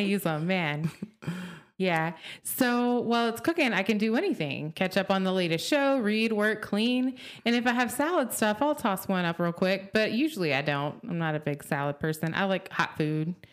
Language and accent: English; Oklahoma, United States; Growing up in Oklahoma